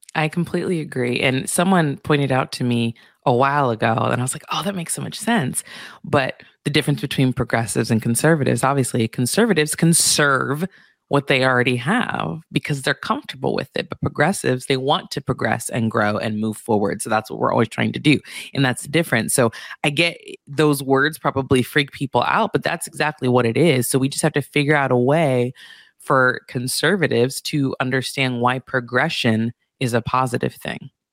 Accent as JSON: {"language": "English", "town": "Santa Barbara", "region": "California", "country": "United States", "tie": "born or raised there", "also_born_or_lived": "Beverly Hills", "said": "I grew up in Santa Barbara"}